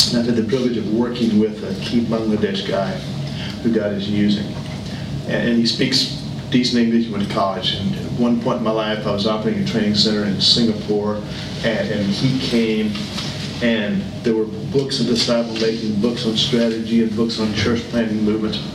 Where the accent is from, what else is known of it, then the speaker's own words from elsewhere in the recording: United States; moved away; I spend most of my life overseas. I'm American. I'm proud to be an American.